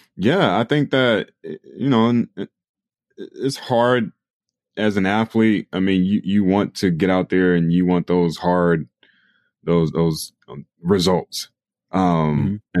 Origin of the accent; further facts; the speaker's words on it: Raleigh, North Carolina, United States; I grew up in Raleigh, North Carolina